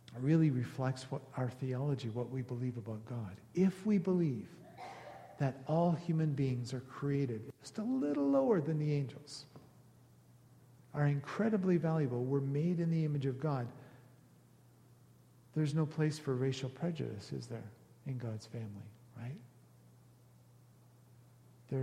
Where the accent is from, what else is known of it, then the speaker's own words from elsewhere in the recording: Canada; because we're Canadian